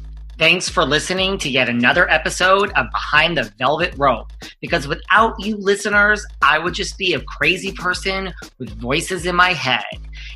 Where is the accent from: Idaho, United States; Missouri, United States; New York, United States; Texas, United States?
New York, United States; I'm from New York.